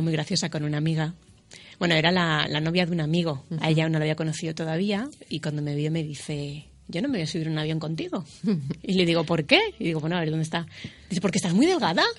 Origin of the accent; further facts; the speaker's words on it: Spain; Yo soy la primera española